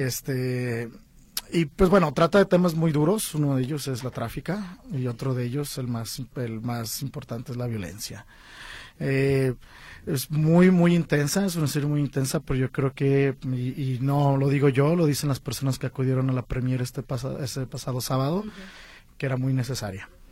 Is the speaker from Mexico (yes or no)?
yes; Guadalajara, Jalisco, Mexico; moved away as an adult; now in Los Angeles, United States; mi casa donde yo nací, en Guadalajara